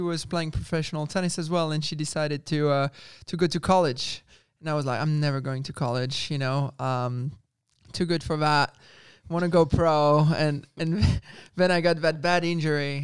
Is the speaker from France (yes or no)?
yes; France; moved away; also born or lived in Spain; growing up in France, and I was with the French Federation